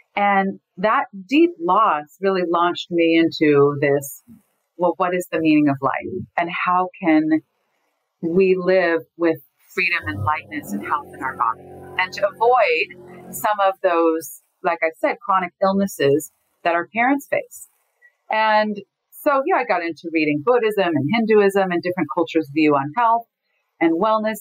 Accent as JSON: {"language": "English", "town": "Los Angeles", "region": "California", "country": "United States", "tie": "born or raised there", "said": "I grew up in Los Angeles"}